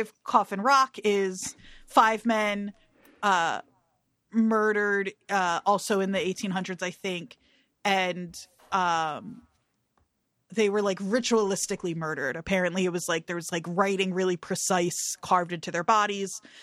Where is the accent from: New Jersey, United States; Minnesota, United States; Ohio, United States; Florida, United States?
New Jersey, United States; growing up in New Jersey